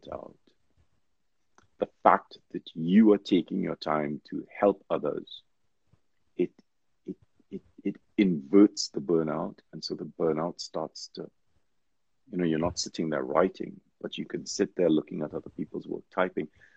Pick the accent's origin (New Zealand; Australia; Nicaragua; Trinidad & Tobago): Trinidad & Tobago; I grew up in Trinidad